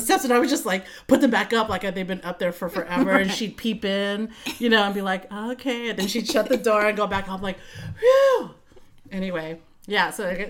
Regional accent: Vallejo, California, United States; I grew up in Vallejo. V-Town

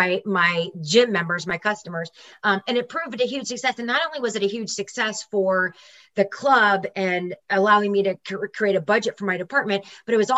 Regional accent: St. Louis, Missouri, United States; moved back to St. Louis, Missouri, which is my hometown

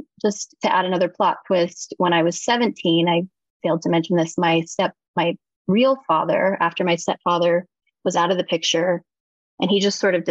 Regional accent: Eskridge, Kansas, United States; adjacent to a very small town, which was my mother's hometown of Eskridge, Kansas.

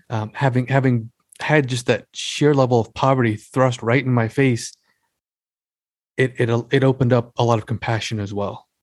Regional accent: Long Island, New York, United States; I was born and raised on Long Island

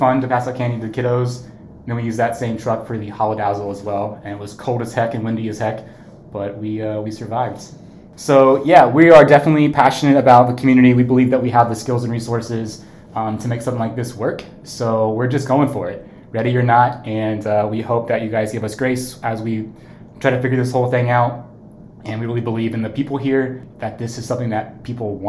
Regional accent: Lebanon, Ohio, United States; moved away as an adult; also born or lived in Columbus, Ohio; now in Wilmington, United States; I'm originally from Lebanon, Ohio, where I graduated high school

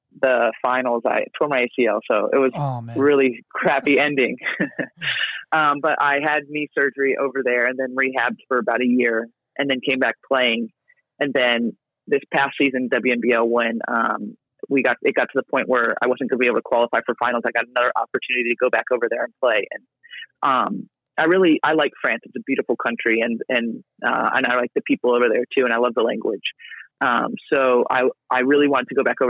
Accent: Ohio, United States; now in Australia; I love being from Ohio, and I love, you know, my family. My whole family still lives over there, but I love being from Ohio, not, you know, necessarily living in Ohio

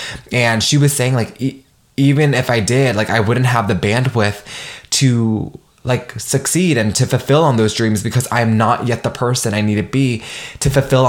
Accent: Nigeria; make my mark as a first gen and like as a Nigerian woman.

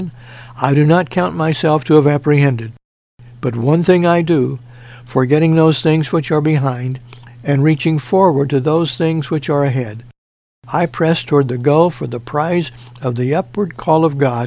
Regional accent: Mount Carmel, Illinois, United States; moved away; Mount Carmel, Illinois, my hometown

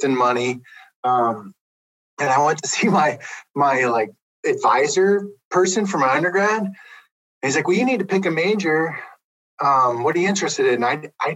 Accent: Pennsylvania, United States; moved away as an adult; also born or lived in Montana; now in Idaho, United States; I grew up in Pennsylvania. That's how I ended up at Penn State.

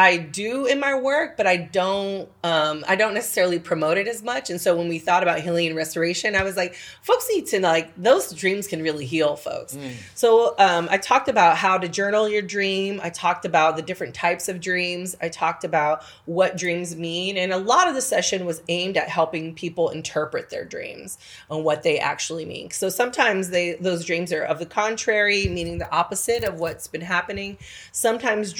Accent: California, United States; moved away; I come from California

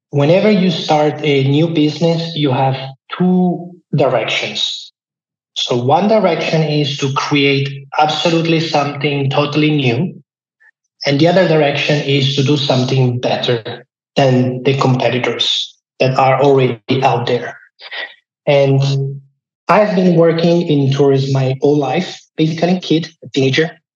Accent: Lake Como, Lombardy, Italy; moved away as an adult; now in Lucerne, Switzerland; I'm originally from Lake Como

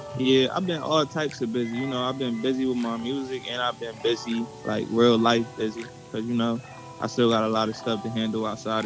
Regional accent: Trenton, New Jersey, United States; I'm from Trenton, New Jersey

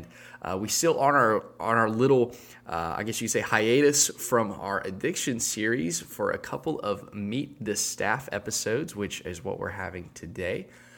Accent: Enterprise, Alabama, United States; my hometown's claim to fame is that we have the only statue dedicated to a bug. So I think that it's the Bull Weevil in Enterprise.

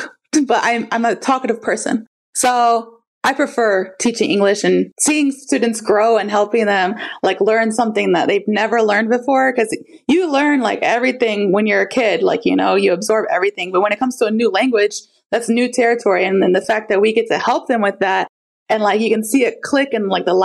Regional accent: Florida, United States; I'm from Florida

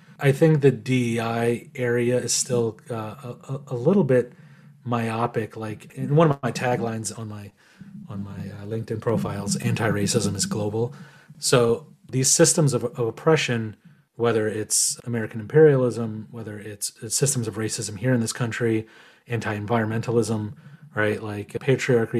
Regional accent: Iran; now in United States; I was born in Iran

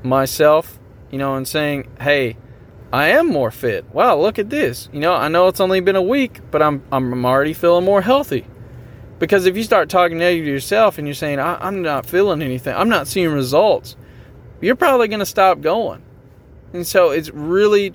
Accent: Tennessee, United States; I'm from Tennessee

